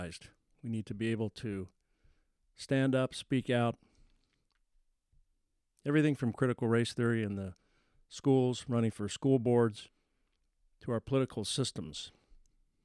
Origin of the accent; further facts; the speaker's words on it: United States; As an American